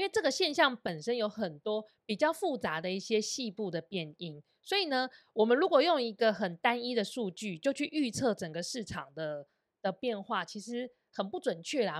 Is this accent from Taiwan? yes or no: yes; Taiwan; 我们台湾人